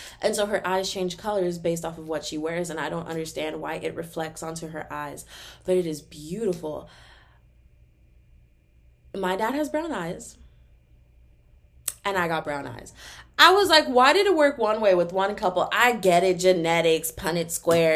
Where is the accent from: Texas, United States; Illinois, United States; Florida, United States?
Texas, United States; I'm from Texas